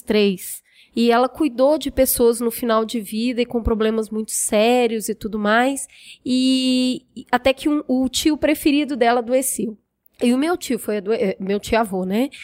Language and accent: Portuguese; Minas Gerais, Brazil; moved away; eu sou mineira